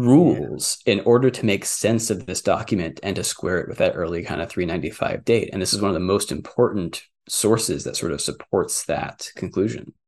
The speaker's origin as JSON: {"language": "English", "region": "Texas", "country": "United States", "tie": "born or raised there", "said": "I grew up in Texas"}